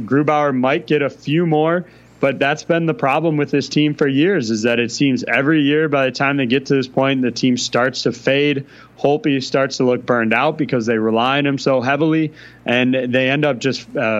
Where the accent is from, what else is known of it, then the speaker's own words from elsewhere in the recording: Milwaukee, Wisconsin, United States; I'm from Wisconsin, from the Milwaukee area.